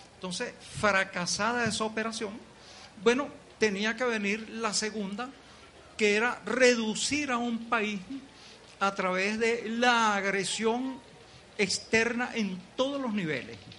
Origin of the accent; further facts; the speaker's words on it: Venezuela; los venezolanos somos